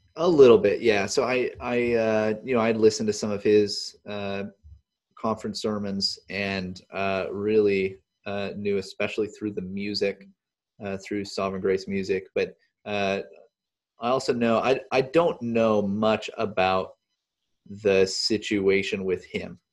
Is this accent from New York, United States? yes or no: no; Wisconsin, United States; I'm from Wisconsin, and I'm from just a few hours from the Twin Cities